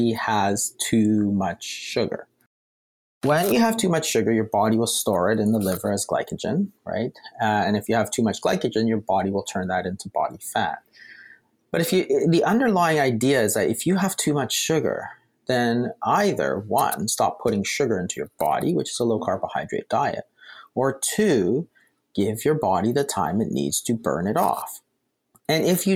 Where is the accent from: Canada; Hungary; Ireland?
Canada; We're Canadian.